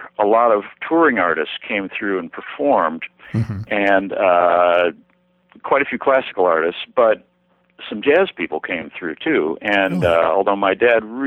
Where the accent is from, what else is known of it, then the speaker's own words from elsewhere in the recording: Rochester, New York, United States; I was born and raised in Rochester, New York, which is upstate